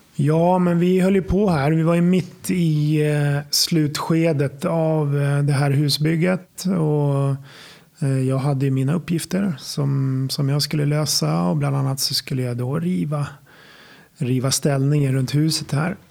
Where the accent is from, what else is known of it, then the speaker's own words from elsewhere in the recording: Sala, Västmanland, Sweden; moved away as an adult; jag kommer från Sala från början, Silverstaden. Ja, det är där jag är uppvuxen till eh, ungefär 25-årsåldern innan jag flyttade därifrån